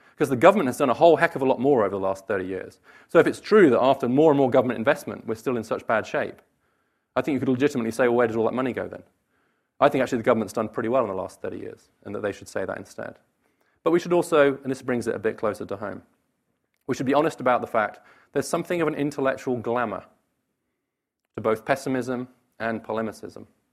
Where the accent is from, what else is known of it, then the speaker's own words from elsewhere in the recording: United Kingdom; moved away; the U K, my home country